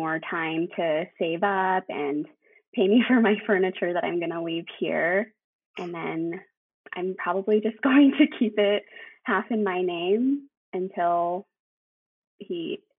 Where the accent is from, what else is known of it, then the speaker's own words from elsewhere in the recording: Salt Lake City, Utah, United States; moved away as an adult; now in Santa Fe, United States; I'm actually from Utah. I've lived in Salt Lake my whole life. And so I'm pretty new to New Mexico.